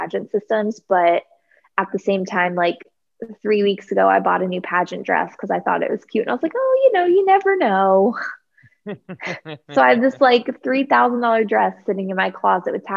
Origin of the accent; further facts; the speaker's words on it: Dunedin, Florida, United States; Miss Dunedin, which was like my hometown